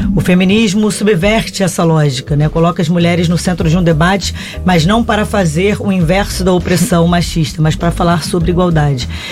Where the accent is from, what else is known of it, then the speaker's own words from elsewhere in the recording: Brazil; enquanto brasileira